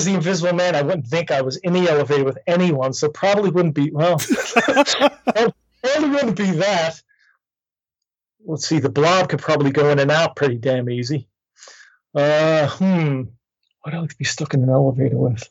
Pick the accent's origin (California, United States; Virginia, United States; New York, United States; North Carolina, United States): New York, United States; I was raised in New York.